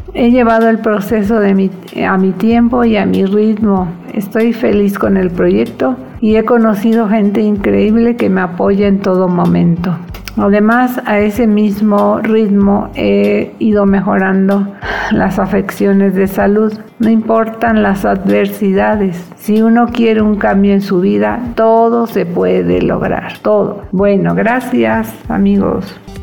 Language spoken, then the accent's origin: Spanish; Veracruz, Mexico; also born or lived in Mérida / Campeche; now in Cuernavaca, Mexico; Nací en 1960 en Veracruz. Toda mi familia es de Mérida y Campeche. Pero caso curioso es que mandaron a mi papá a Veracruz a trabajar y ahí nací sin estar previsto